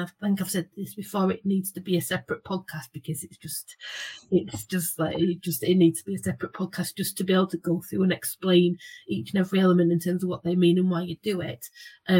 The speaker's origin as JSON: {"language": "English", "area": "Geordie", "region": "North East England", "country": "United Kingdom", "accent": "Geordie", "moved": "yes", "lives_now": "Yorkshire, United Kingdom", "said": "being a Geordie living in Yorkshire"}